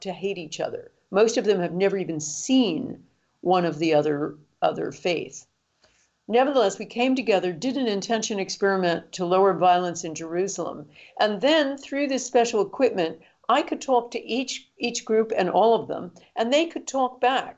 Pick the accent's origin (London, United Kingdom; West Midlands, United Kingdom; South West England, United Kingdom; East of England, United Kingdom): London, United Kingdom; my hometown of London